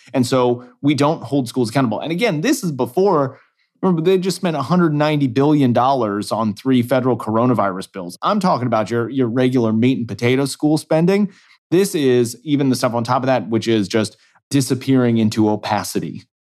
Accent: Kansas City, Missouri, United States; moved away; my home state School Boards Association, the state of Missouri, where I'm, I'm, originally from Kansas City

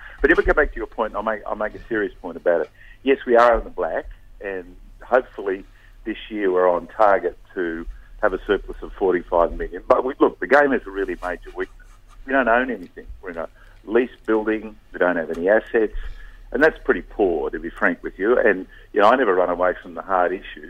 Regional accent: North Queensland, Australia; born or raised there; moved away as an adult; also born or lived in Sydney, New South Wales; now in Balmain, Australia

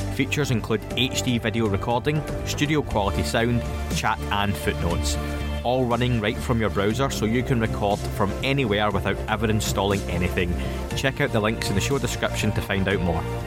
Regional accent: United Kingdom; being British

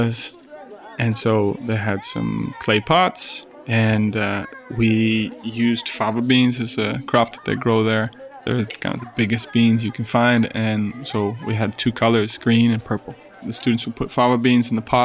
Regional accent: Syracuse, New York, United States; moved away as an adult; also born or lived in Kingston, Ontario; now in Cochabamba, Bolivia; I'm from just outside of Syracuse, New York

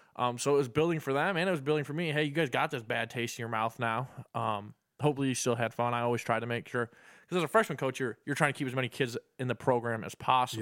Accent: Perrysburg, Ohio, United States; moved away as an adult; now in Illinois, United States; I grew up in Perrysburg my whole life

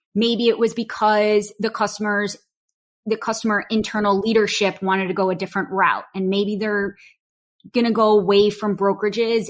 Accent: Chicago, Illinois, United States; I was born and raised in Chicago. Um, grew up in Chicago proper.

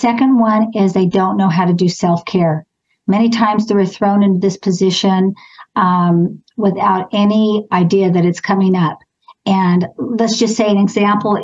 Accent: Clovis, California, United States; I grew up in Clovis. I've never moved or lived anywhere else. Went to Clovis High School

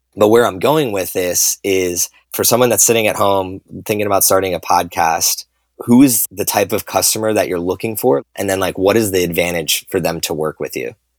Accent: New Jersey, United States; grew up in New Jersey just like I did

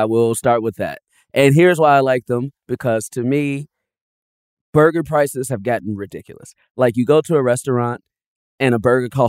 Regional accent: Chicago, Illinois, United States; I'm from Chicago

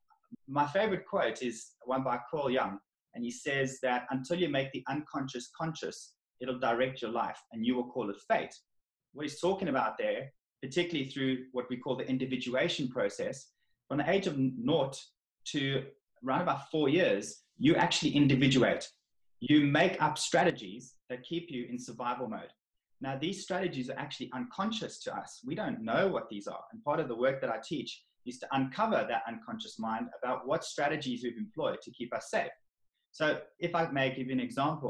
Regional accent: South Africa; moved away as an adult; now in England; I'm from South Africa

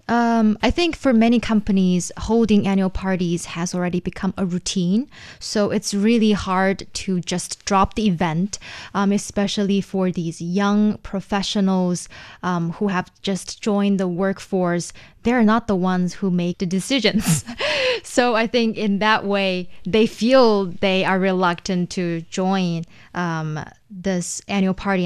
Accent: Shenyang, Liaoning, China; in Shenyang, my hometown

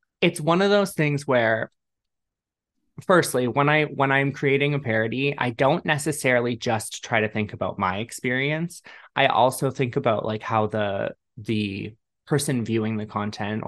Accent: Toronto, Ontario, Canada; I'm from Canada. I'm from Toronto.

